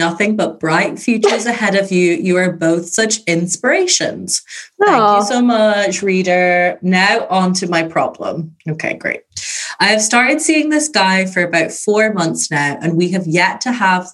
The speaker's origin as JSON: {"language": "English", "country": "Ireland", "said": "I'm Irish."}